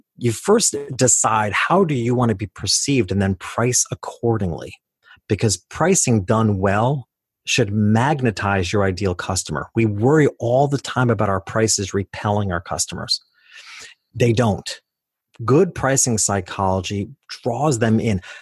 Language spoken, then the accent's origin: English; New York, United States; I started out in my hometown. which was a lower middle class community about two hours north of New York City